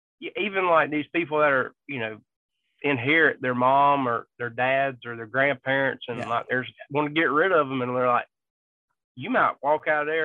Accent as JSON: {"language": "English", "town": "Vidalia", "region": "Georgia", "country": "United States", "said": "So like I said, I'm from Vidalia, Georgia."}